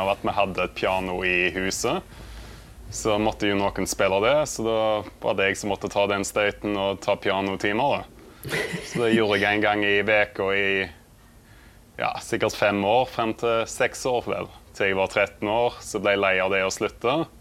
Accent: Vikedal, Rogaland, Norway; jeg kommer fra Vikedal, som er en veldig liten plass på Vestlandet

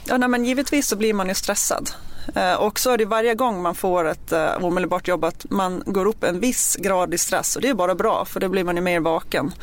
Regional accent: Gotland, Sweden; accent: Gotlandic; moved away as an adult; now in Stockholm, Sweden; jag är uppvuxen på Gotland och eh, flyttade upp till Stockholm med anledningen att jag började på POS och det var i augusti 2004

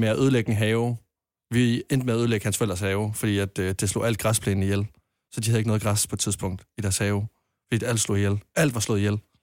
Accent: Jutland, Denmark; hjemme i Jylland, der går vi mere op i jysk hygge

